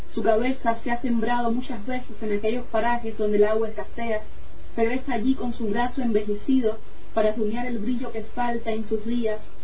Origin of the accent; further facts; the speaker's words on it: Meneses, Sancti Spíritus, Cuba; moved away as an adult; now in Salamanca, Spain; Yo soy del centro de Cuba, no de la capital, yo no soy de La Habana, nací en el centro de Cuba, en una población rural, en un pueblo